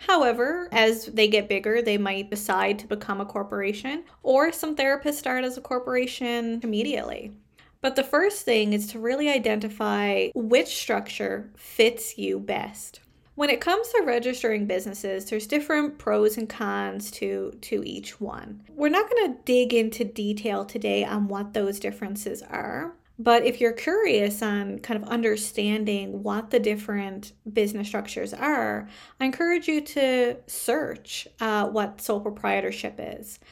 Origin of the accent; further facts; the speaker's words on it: Canada; I am a Canadian social worker